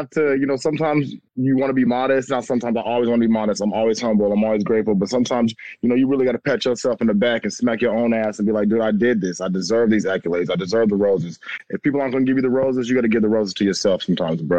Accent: San Diego, California, United States; also born or lived in Long Beach; I was born and raised in San Diego

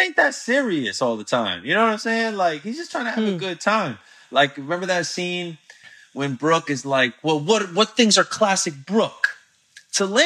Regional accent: Altamonte Springs, Florida, United States; also born or lived in Orlando; It was in Altamont Springs, Florida, where I grew up

